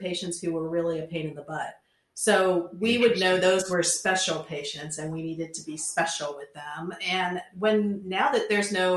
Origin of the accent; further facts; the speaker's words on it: Centerville, United States; I'm from Centerville, which is boring